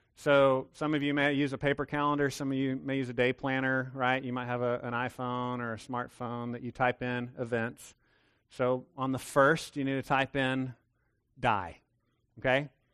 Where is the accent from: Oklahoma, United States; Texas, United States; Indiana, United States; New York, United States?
Texas, United States; I'm a Texan